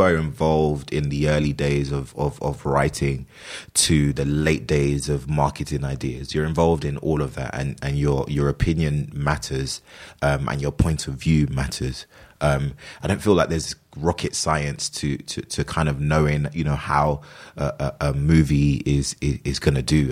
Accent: London, United Kingdom; I grew up, I was born and raised in London.

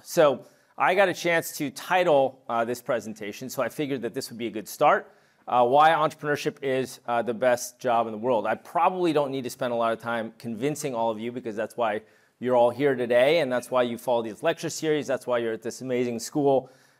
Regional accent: New York City, New York, United States; also born or lived in Montreal / Toronto / London / Paris; now in California, United States; I was born in New York City. I lived in Montreal, Toronto, and London as a kid. I moved back to New York. I went to high school in Paris. My dad's French.

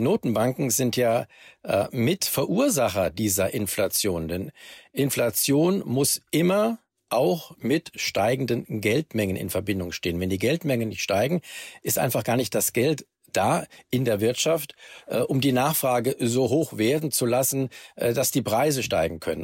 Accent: Germany; bei uns in Deutschland

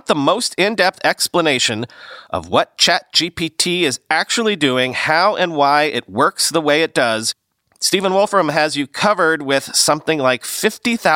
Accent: United Kingdom; accent: British; my British accent

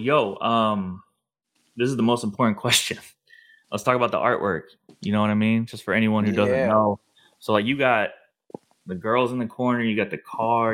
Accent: St. Louis, Missouri, United States; I'm from St. Louis

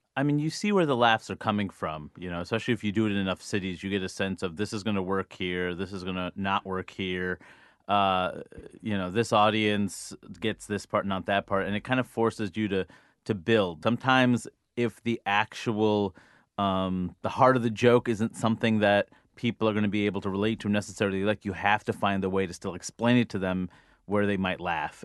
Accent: United States; I'm an American

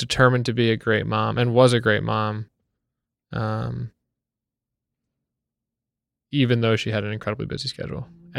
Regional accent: Wellesley, Massachusetts, United States; born or raised there; moved away as an adult; now in New York, United States

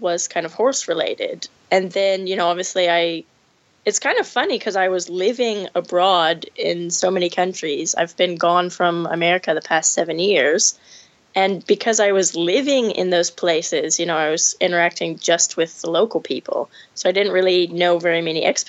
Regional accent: Rio Vista, California, United States; moved away

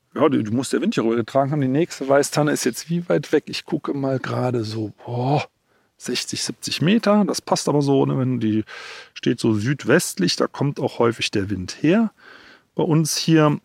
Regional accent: Germany; bei uns in Deutschland

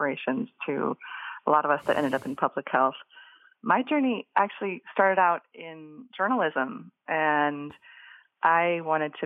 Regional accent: Boise, Idaho, United States; moved away; I was living growing up in Boise, Idaho

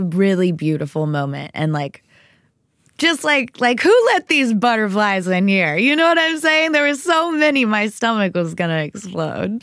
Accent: Texas, United States; I was raised in Texas

